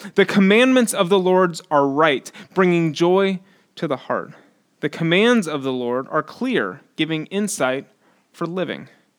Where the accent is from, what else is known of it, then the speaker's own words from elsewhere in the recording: Houston, Texas, United States; now in Austin, United States; I grew up in Northwest Houston, and it is where the coastal plain and the piney woods intersect, and it is humid, and it is very, very flat.